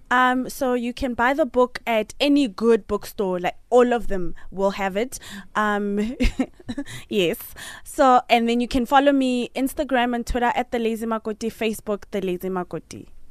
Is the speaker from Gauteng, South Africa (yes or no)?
no; Polokwane, Limpopo, South Africa; moved away; I'm from Polokwane